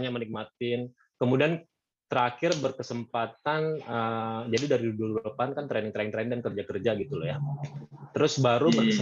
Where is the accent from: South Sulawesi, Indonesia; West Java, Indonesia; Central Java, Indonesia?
West Java, Indonesia; Bogor; Ah, lahir di Bogor, besar di Bogor. Uh, sekolah di Bogor juga. Jadi sekolah di SMA Negeri 1 Bogor, kuliah di Jakarta